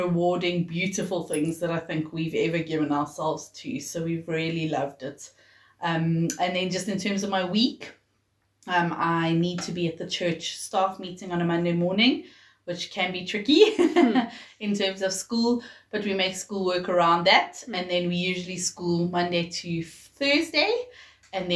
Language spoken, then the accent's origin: English; Johannesburg, Gauteng, South Africa; also born or lived in Pietermaritzburg; I was born in Pietermaritzburg, but my parents moved to Johannesburg, I think I was a year old, so really I'm a Joburger through and through.